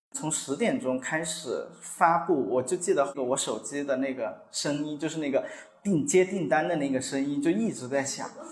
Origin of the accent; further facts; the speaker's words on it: Chongqing, China; 这里是我家乡嘛